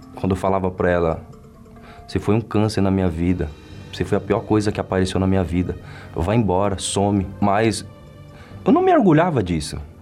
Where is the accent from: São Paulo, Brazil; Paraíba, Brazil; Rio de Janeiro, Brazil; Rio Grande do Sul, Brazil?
São Paulo, Brazil; nasci na Zona Leste, Itaquera, o bairro onde eu moro